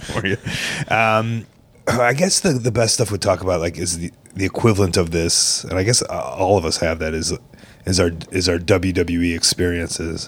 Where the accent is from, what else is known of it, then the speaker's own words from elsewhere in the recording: Chicago, Illinois, United States; in Chicago growing up